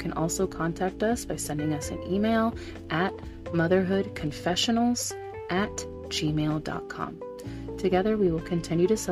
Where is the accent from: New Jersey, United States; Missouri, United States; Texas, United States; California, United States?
Missouri, United States; Southern; my hometown in Southern Missouri